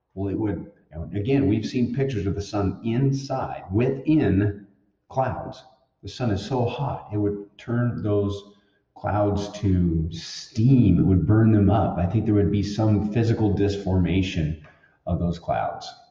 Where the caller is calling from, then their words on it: Montana, United States; I'm calling from Montana